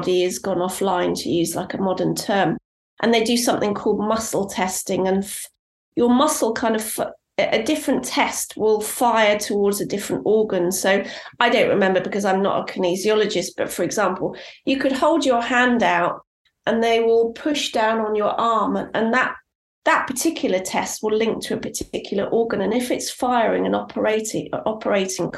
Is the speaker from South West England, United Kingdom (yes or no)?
yes; Cornwall, South West England, United Kingdom; I grew up in Cornwall, and I spent a huge amount of time out in nature.